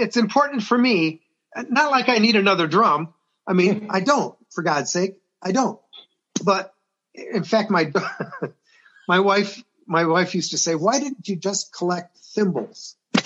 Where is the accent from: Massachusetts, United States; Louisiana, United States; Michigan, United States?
Michigan, United States; Detroit; I'm from Detroit